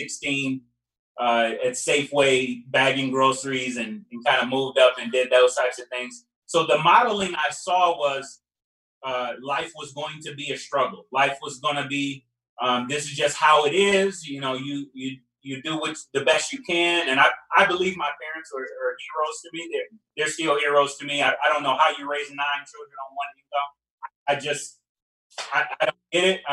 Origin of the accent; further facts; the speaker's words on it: Dixmoor, Illinois, United States; also born or lived in Harvey, Illinois; I'm the oldest of nine children. So we grew up on the south suburbs of Chicago, a little place called Dixmoor, Illinois.